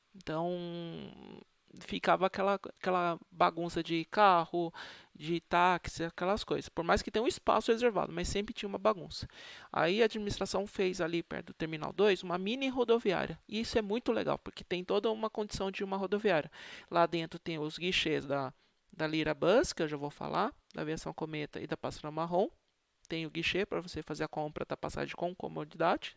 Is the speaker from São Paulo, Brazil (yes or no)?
yes; Osasco, São Paulo, Brazil; now in Sorocaba, Brazil; eu nasci em São Paulo, cresci perto da divisa, eu morei em Osasco, eu cresci em Osasco, quase na divisa com São Paulo.